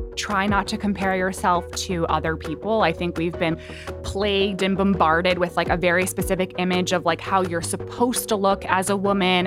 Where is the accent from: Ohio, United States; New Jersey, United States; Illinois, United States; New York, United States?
New York, United States; I'm from New York. My family was really close by.